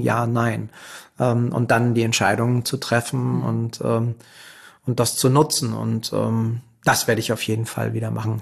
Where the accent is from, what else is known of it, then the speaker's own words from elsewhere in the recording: Berlin, Germany; Ich komme aus Berlin und bin selber Berliner